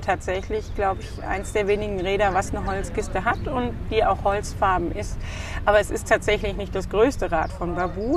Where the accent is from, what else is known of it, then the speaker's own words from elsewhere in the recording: Frankfurt, Hesse, Germany; moved away as an adult; also born or lived in Stuttgart; now in Wiesbaden, Germany; wir sind geborene Frankfurter